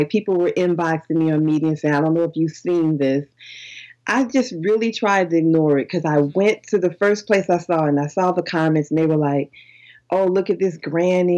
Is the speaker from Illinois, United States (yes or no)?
yes; Chicago, Illinois, United States; I'm a gangster from Chicago